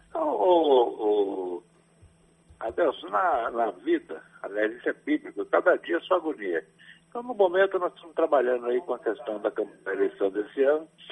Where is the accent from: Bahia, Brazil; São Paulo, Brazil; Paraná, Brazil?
Bahia, Brazil; Ituaçu; also born or lived in Salvador, Bahia; desde menino, quando eu tinha cinco, oito anos, em Ituaçu, na minha terra